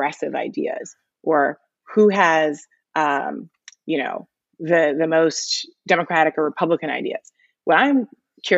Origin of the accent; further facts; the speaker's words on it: New York City, New York, United States; also born or lived in Michigan; I grew up reading the Times. It's my hometown newspaper.